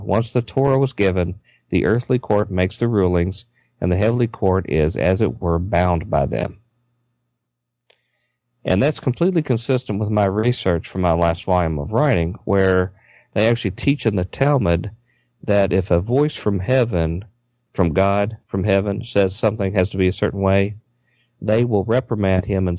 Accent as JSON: {"language": "English", "region": "Kentucky", "country": "United States", "moved": "yes", "said": "I'm from Kentucky originally, okay?"}